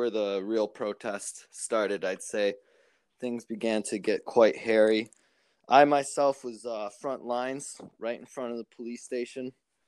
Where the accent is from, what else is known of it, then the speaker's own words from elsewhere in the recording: Rochester, New York, United States; I'm from Rochester, New York, which is upstate region of New York, about 7 hours away from New York City. We're a city of about 208,000 people.